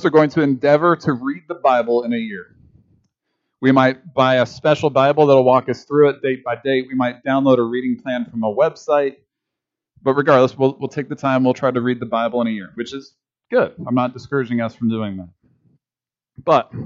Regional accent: Kansas, United States; as a Kansan

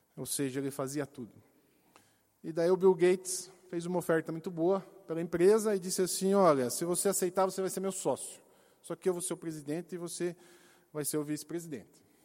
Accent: Brazil; como brasileiros

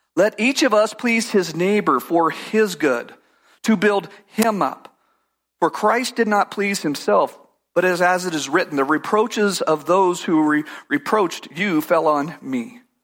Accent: California, United States; I grew up in California

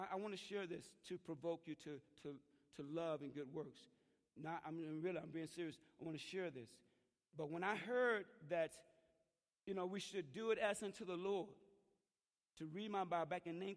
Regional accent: Mississippi, United States; moved away; going back to Mississippi, and I remember my friend, one of my hometown, I grew up with him

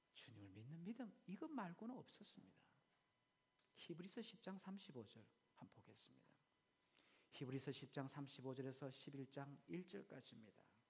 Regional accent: South Korea; now in Australia; 내가 한국 사람인데

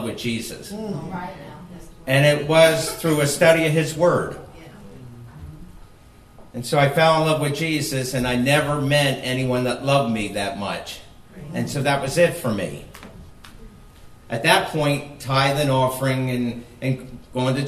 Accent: New Jersey, United States; moved away as an adult; also born or lived in Philadelphia, Pennsylvania / Nevada / Moab, Utah / Las Vegas; raised in Jersey

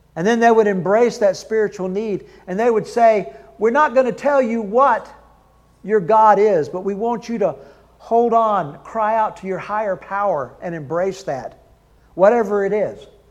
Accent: the South, United States; I'm from the South

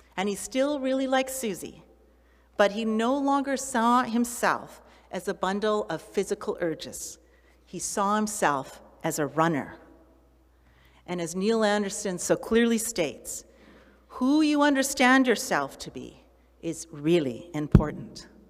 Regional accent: Canada; Well, that's where I live or that's where I was born

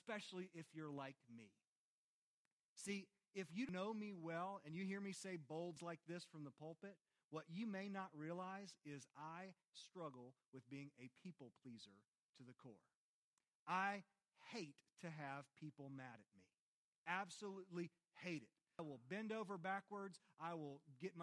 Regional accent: Christiansburg, Virginia, United States; I am Christiansburg, born and raised.

